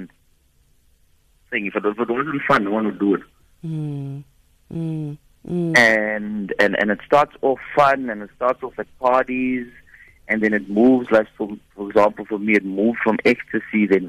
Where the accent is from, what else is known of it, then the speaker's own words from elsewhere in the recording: Boksburg, Gauteng, South Africa; I'm from Boksburg, on the East Rand.